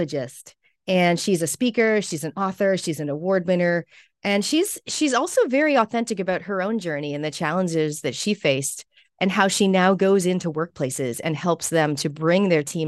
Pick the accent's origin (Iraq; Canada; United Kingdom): Canada; now in New Zealand; You may notice my accent. I'm also a Canadian Kiwi or a Kiniwi. And I've been here for more than half of my life now here in New Zealand